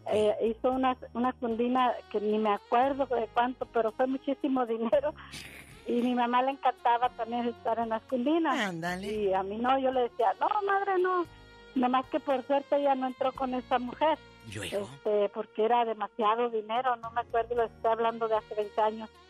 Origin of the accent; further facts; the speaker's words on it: Jalisco, Mexico; mi pueblo, allá en ahí en Jalisco